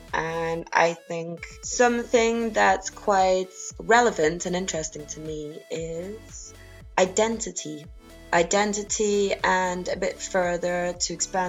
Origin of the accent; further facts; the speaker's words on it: Rotterdam, South Holland, Netherlands; born there; also born or lived in South America; So I was born in Rotterdam in a commune, and then we moved around. I lived in South America for a while, for quite a few years when I was younger.